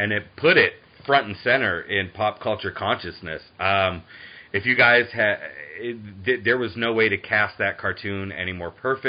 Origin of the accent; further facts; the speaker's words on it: Boston, Massachusetts, United States; I grew up in Boston, so we got it on Fox 64 at 11 a.m. on Saturdays, and it was the be-all, end-all of my week.